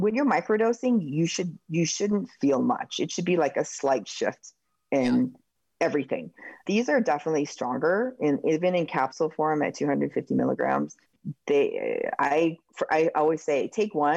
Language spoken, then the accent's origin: English; Oregon, United States; My home state of Oregon